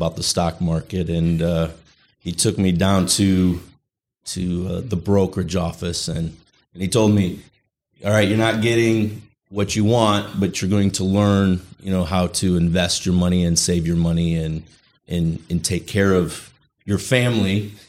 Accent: Chicago, Illinois, United States; moved away as an adult; Yeah, I was born in Illinois, lived numerous places throughout the Chicagoland area. So I was there till I was about 20, 23 years old.

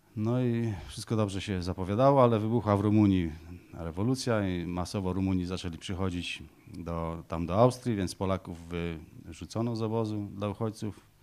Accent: Poland; moved away as an adult; also born or lived in Wysiecza, Masuria (born) / Ruda Śląska, Silesia / Greece; Mama przywiozła nas na Pomorze do swojej mamy

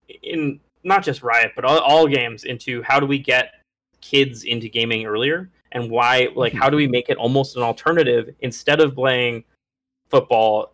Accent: Atlanta, Georgia, United States; my hometown Atlanta Falcons

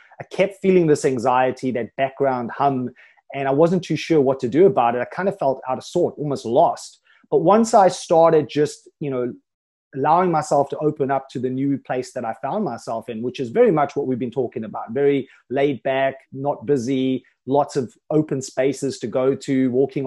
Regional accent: Johannesburg, Gauteng, South Africa; moved away as an adult; now in Thailand; I lived most of my life in South Africa in Johannesburg

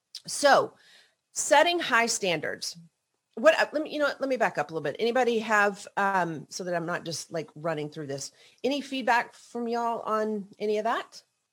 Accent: the South, United States; I always, again, growing up in the South, thought that, oh, you know, like you just have to make everybody happy.

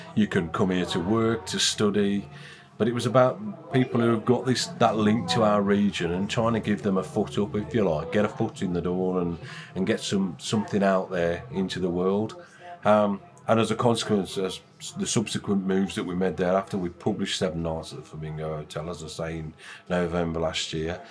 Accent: West Midlands, United Kingdom; now in East Midlands, United Kingdom; I'm from the West Midlands, as the accent might slightly give away.

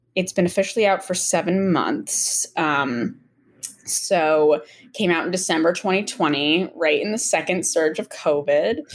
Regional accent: Medfield, Massachusetts, United States; now in Brookline, United States; I am actually from Medfield, Massachusetts, which is like 45 minutes outside the city.

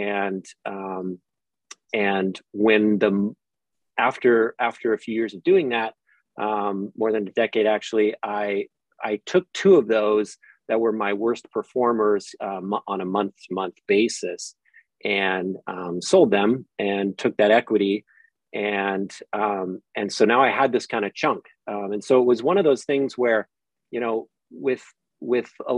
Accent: California, United States; as a Californian

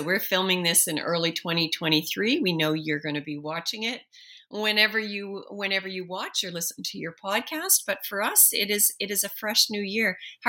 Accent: Halifax, Nova Scotia, Canada; Hockey is always in your heart. That's taking place in my hometown, Halifax.

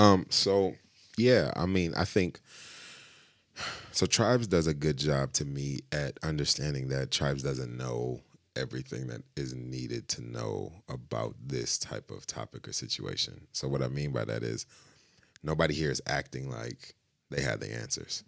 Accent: Grand Rapids, Michigan, United States; growing up in Grand Rapids

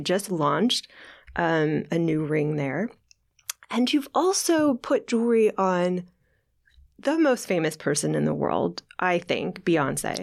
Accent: Kansas, United States; when I was a young girl growing up in Kansas

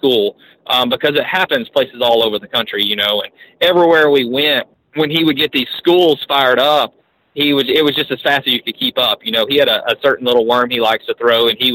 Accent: United States; I grew up on the Arkansas River

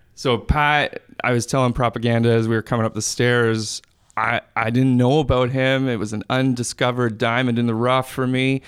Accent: Brantford, Ontario, Canada; I grew up in white town Canada.

